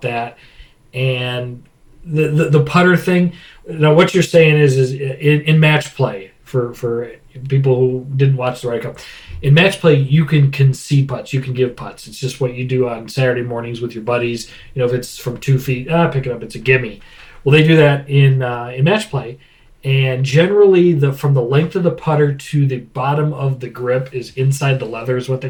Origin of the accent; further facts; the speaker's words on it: United States; as an American